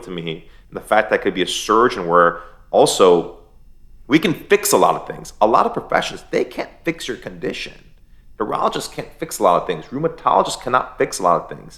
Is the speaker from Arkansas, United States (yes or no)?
no; Michigan, United States; now in Florida, United States; I grew up in America